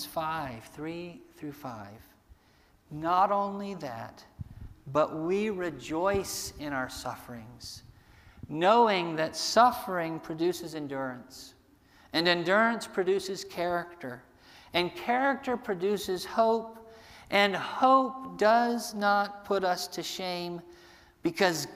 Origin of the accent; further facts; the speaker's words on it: United States; us as American Christians